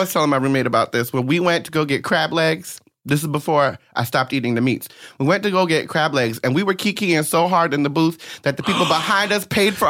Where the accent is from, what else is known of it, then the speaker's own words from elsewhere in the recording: New Jersey, United States; I'm from Jersey and I tend to say things wrong.